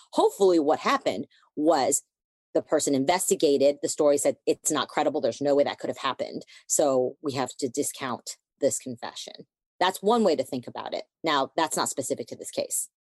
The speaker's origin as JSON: {"language": "English", "country": "United States", "tie": "born or raised there", "said": "I was born in the United States"}